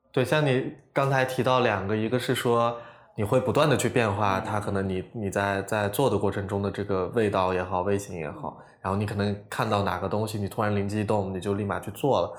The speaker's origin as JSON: {"language": "Chinese", "town": "Lanzhou", "region": "Gansu", "country": "China", "also_born_or_lived": "Guangzhou", "moved": "yes", "lives_now": "Hangzhou, China", "said": "我是兰州人嘛"}